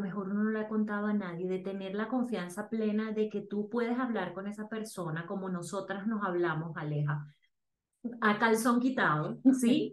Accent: Venezuela; moved away as an adult; now in Bogotá, Colombia; soy venezolana, tengo nueve años viviendo en Colombia

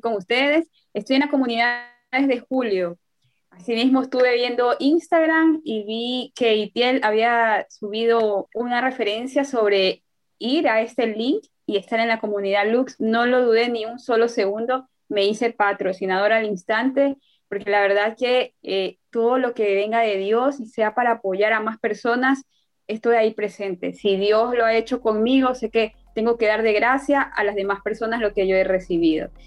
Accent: Ecuador; soy de Ecuador

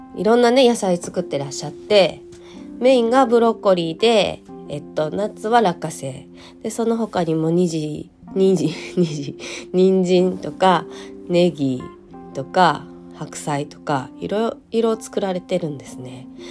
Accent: Hyogo, Japan; moved away; お正月は地元に帰っておりまして、地元は兵庫県の、えー、ど真ん中になります。

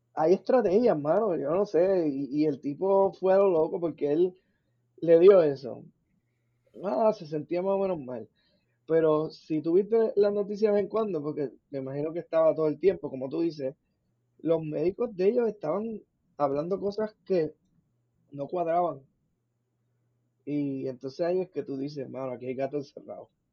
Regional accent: Puerto Rico; Nosotros somos cultura puertorriqueña, slash hispana, latina y, americana

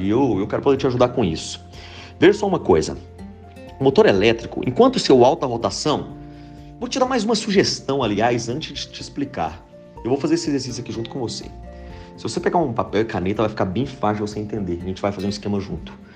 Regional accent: Pitangui, Minas Gerais, Brazil; sou de Pitangui, Minas Gerais

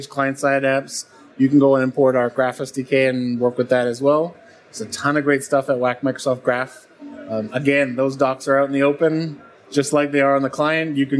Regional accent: Calgary, Alberta, Canada; moved away as an adult; also born or lived in Waterloo, Canada; now in United States; I'm a Canadian transplant to the U.S., grew up in the west side of Canada in Calgary

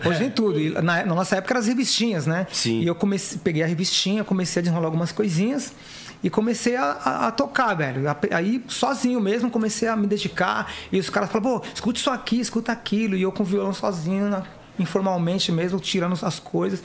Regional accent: São Paulo, Brazil; eu sou da Zona Leste, ZL ali de São Paulo

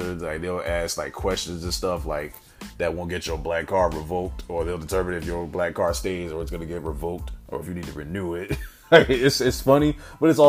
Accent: South Carolina, United States; South Carolina, my home state

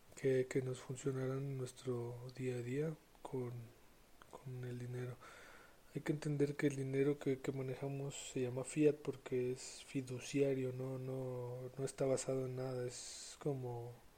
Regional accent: San Luis Potosí, Mexico; yo que soy de San Luis

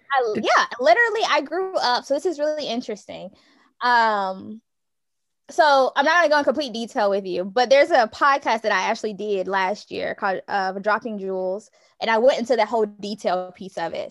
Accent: Newnan, Georgia, United States; I am from Noonan, Georgia, currently serve as an education consultant

